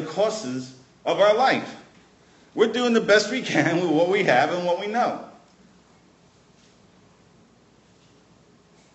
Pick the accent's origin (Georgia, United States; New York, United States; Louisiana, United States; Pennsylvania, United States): New York, United States; New York City; now in Prince Edward Island, Canada; I grew up in Brooklyn